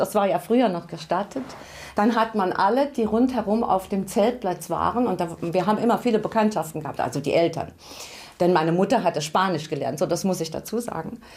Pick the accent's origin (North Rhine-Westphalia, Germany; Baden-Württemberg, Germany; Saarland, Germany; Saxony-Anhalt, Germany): Saarland, Germany; Saarbrücken; also born or lived in Dudweiler; Ich bin aufgewachsen in Saarbrücken, in Mahlstadt war eine ganz klassische, normale Familie